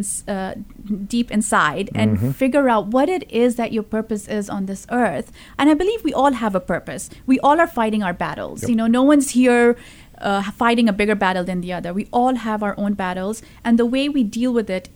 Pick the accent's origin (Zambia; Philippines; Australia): Zambia; moved away as an adult; also born or lived in India; now in Phoenix, United States; I grew up in Africa, in a small country called Zambia, which is in South Central Africa. It's a landlocked country. I was five when my parents moved there. So we grew up there.